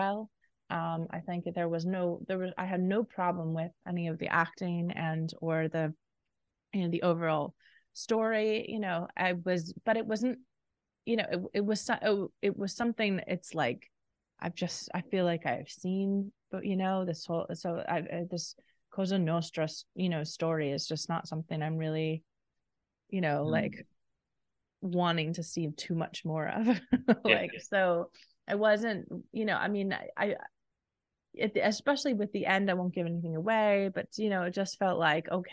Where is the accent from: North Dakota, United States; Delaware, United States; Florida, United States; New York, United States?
Florida, United States; Orlando; moved away; I'm from Orlando, Florida